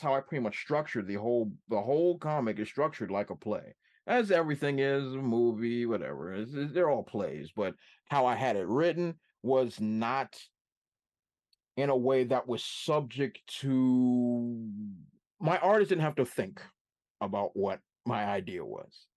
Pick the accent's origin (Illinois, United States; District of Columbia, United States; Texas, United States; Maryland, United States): District of Columbia, United States; Washington; my hometown of Washington, D C